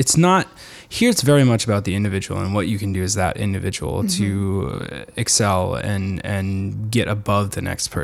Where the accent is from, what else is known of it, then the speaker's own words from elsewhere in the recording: United States; growing up in the United States